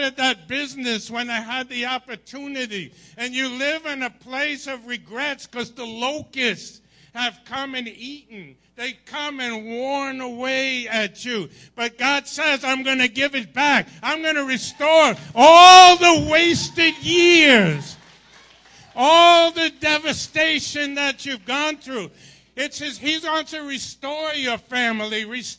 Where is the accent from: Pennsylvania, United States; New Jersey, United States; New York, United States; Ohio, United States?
New York, United States; Long Island; I grew up in Long Island